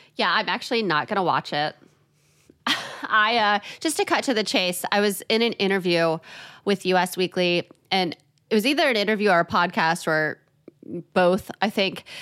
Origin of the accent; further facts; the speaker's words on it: Chicago, Illinois, United States; I'm from Chicago